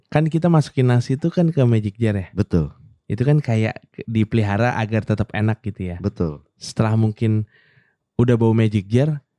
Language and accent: Indonesian; Pondok Gede, West Java, Indonesia; Pondok gede. kampung halaman gue.